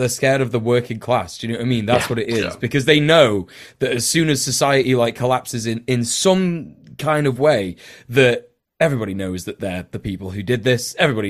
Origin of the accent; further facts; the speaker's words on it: United Kingdom; Especially as a Brit.